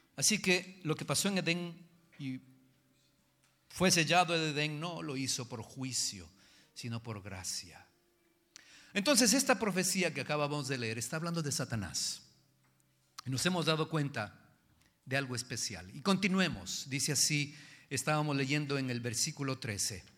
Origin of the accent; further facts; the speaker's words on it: Jalisco, Mexico; yo soy macho, macho de Jalisco